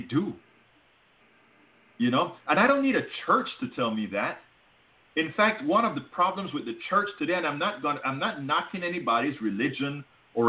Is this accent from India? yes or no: no; Panama; now in United States; I'm from Panama